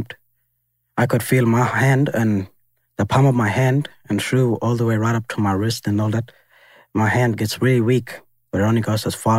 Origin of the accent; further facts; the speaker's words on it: Alice Springs, Northern Territory, Australia; me growing up in Alice Springs